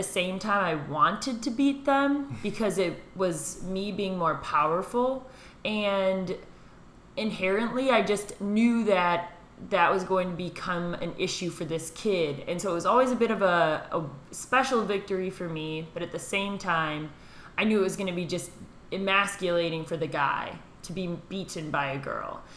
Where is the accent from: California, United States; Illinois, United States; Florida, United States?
Illinois, United States; Batavia; I grew up in Batavia, Illinois, so a suburb right outside of Chicago.